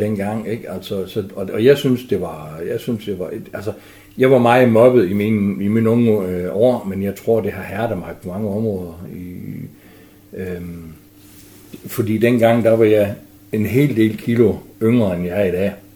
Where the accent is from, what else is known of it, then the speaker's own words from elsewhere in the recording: Frederikshavn, North Denmark Region, Denmark; also born or lived in Hjørring; så flyttede vi til Frederikshavn, og der har jeg stort set boet siden.